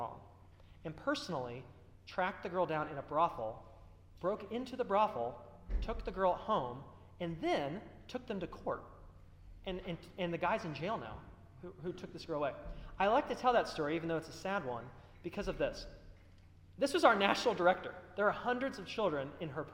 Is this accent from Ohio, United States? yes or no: yes; Dayton, Ohio, United States; I'm from Dayton.